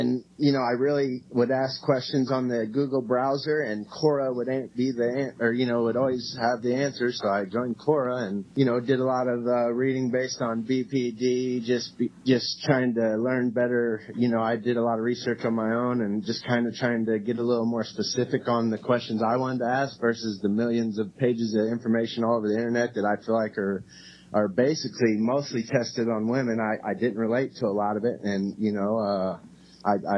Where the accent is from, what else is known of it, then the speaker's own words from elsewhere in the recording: Cape Girardeau, Missouri, United States; also born or lived in Kalamazoo, Michigan; now in Indianapolis, United States; I'm actually from Cape Girardeau, Missouri. So I'm was born there, and I have lived in Kalamazoo, Michigan, and then from there to Indiana